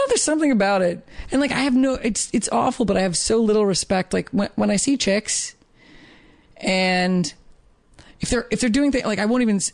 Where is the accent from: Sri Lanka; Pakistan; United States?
United States; Colorado; growing up in Colorado